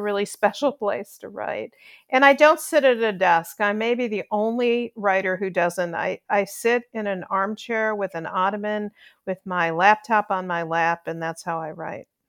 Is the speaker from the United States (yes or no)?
yes; Chicago, Illinois, United States; moved away as an adult; also born or lived in New York; now in Nashville, United States; I grew up in Chicago